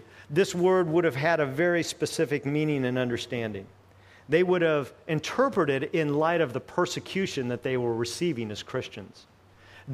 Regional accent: United States; as an American

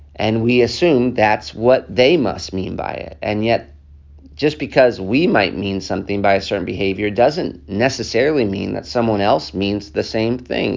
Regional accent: United States; accent: American; also born or lived in Africa; I have this American accent

